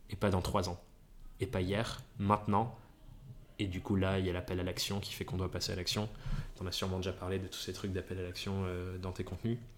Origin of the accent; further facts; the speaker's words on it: England, United Kingdom; Je suis même pas italien, je suis anglais